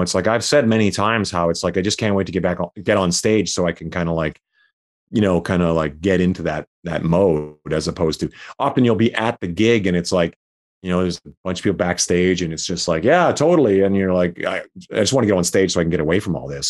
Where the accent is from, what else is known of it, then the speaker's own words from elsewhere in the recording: Saskatchewan, Canada; moved away as an adult; also born or lived in Calgary; I was living in Calgary, um, I was from Saskatchewan